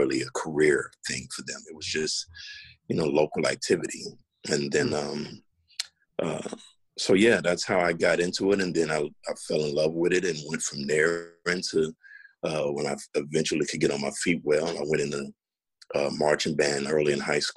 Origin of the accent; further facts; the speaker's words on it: Chicago, Illinois, United States; moved away as an adult; also born or lived in Nashville; now in Washington, DC, United States; Born and raised in Chicago